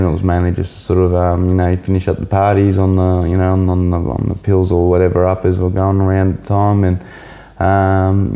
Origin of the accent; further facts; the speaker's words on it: Melbourne, Victoria, Australia; moved away as an adult; also born or lived in Byron Bay; now in Kingscliff, Australia; I grew up in Melbourne.